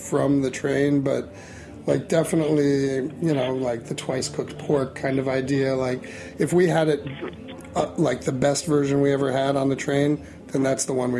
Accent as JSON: {"language": "English", "region": "New York", "country": "United States", "tie": "born or raised there", "said": "I've had a lifelong love of Chinese food growing up in New York."}